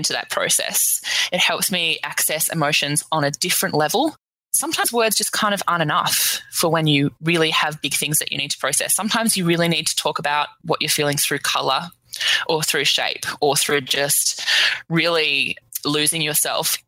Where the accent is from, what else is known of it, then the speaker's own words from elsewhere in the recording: Melbourne, Victoria, Australia; I'm from Melbourne in Australia.